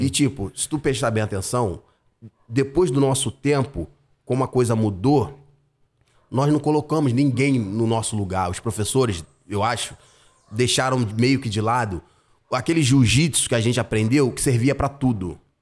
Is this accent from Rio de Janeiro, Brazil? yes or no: yes; Rio de Janeiro, Brazil; Eu sou de Campo Grande, raiz, lugar que eu amo pra caramba.